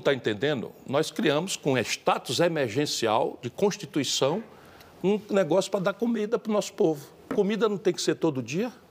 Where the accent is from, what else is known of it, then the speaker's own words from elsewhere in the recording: Northeast Region, Brazil; eu sou nordestino